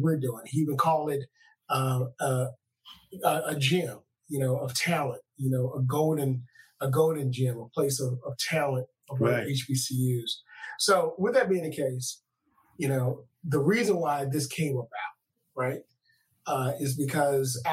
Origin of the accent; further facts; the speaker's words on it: Louisiana, United States; what we grew up with in Louisiana, down in New Orleans